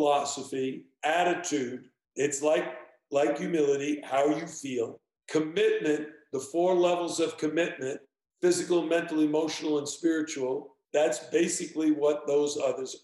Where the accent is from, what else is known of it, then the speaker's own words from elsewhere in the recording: New York City, New York, United States; moved away as an adult; also born or lived in Ohio / Virginia; I was born and raised on the East Coast. I come from New York